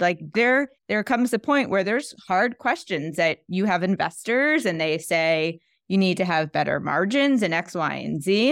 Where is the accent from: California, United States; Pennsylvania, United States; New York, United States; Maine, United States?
New York, United States; as a New Yorker